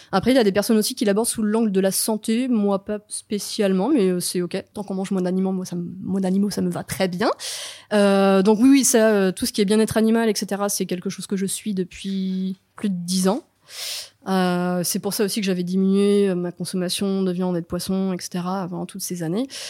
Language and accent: French; the Nantes area, Pays de la Loire, France; also born or lived in Paris; now in Nantes, France; je suis de la région à la base.